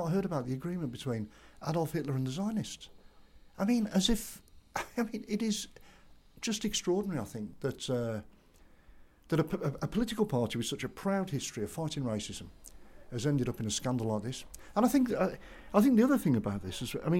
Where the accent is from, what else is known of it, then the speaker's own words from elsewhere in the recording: Dudley, West Midlands, United Kingdom; our house, just round the corner from here